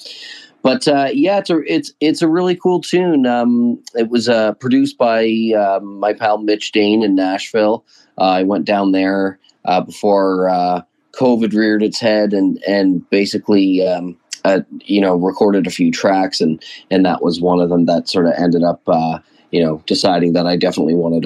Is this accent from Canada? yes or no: yes; London, Ontario, Canada; As a born and bred Londoner